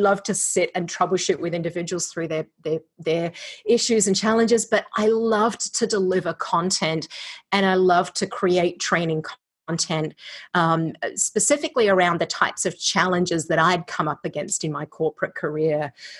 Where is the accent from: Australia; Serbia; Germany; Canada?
Australia; also born or lived in California; now in Iowa, United States; I am an Australian living in Iowa via California. So if you're wondering about the accent, it's Australifony Iowan.